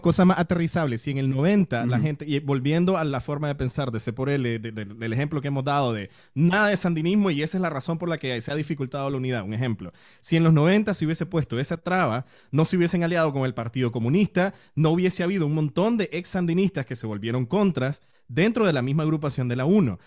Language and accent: Spanish; Nicaragua; moved away; como nicaragüenses